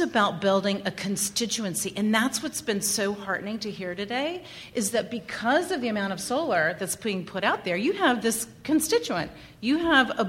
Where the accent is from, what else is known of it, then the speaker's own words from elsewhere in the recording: Lynchburg, Virginia, United States; I was raised in Lynchburg, and not the fun Lynchburg, where the whiskey's from